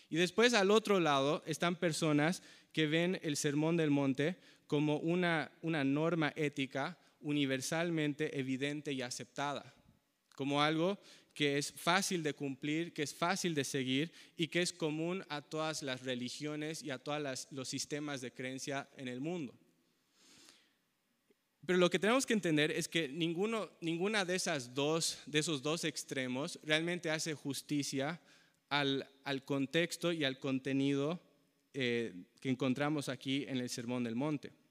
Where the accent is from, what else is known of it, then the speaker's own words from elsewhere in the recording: Bolivia; Yo nací en Bolivia y crecí en Bolivia porque mis padres eran misioneros ahí.